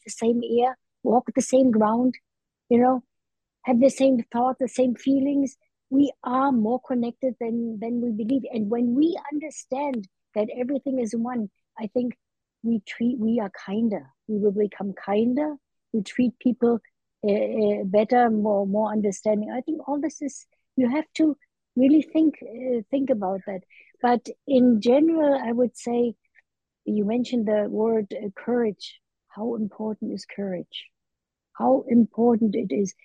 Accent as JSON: {"language": "English", "region": "Berlin", "country": "Germany", "tie": "born or raised there", "moved": "yes", "lives_now": "United States", "said": "I was in Berlin, a child, 1948"}